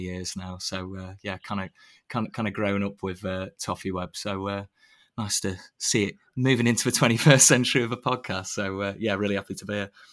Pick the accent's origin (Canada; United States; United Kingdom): United Kingdom; Sheffield, Yorkshire and the Humber; I grew up in Sheffield